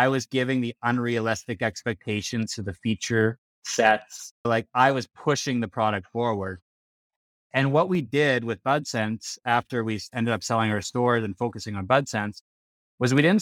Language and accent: English; Regina, Saskatchewan, Canada; now in Calgary, Canada; I'm Canadian. I'm from Canada, born and raised in Regina, Saskatchewan.